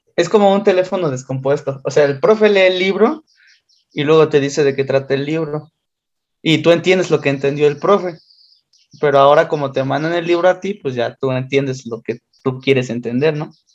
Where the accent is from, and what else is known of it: Mexico; accent: Mexican